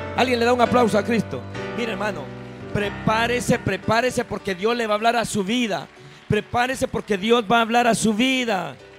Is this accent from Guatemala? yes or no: yes; Guatemala; now in New York, United States; yo soy Chapín